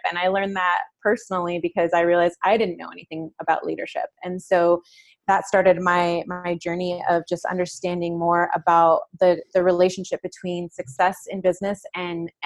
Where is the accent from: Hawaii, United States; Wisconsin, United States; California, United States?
California, United States; San Jose; now in San Diego, United States; I grew up on the east side of San Jose